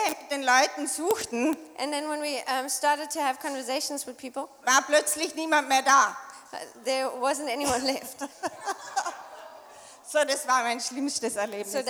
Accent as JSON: {"language": "German", "region": "Tyrol", "country": "Austria", "said": "das Unglaubliche für mich als Österreicherin und speziell Tirolerin"}